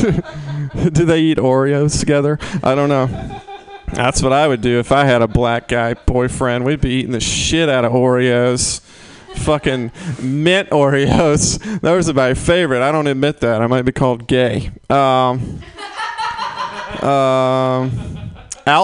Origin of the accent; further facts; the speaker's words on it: the South, United States; I'm from the South